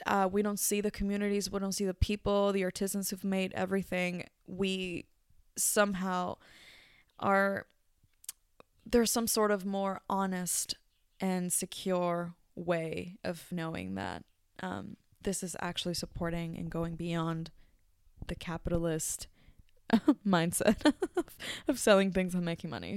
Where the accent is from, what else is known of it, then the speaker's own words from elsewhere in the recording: Mexico; now in New Zealand; my home country, Mexico